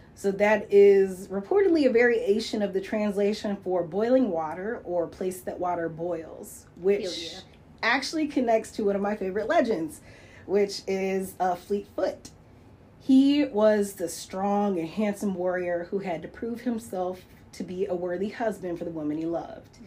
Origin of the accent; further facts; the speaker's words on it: Lansing, Michigan, United States; growing up in Lansing